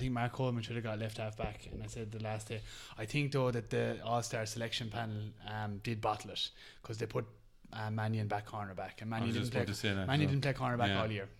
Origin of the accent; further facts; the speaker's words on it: Waterford, Munster, Ireland; now in Australia; I'm from Waterford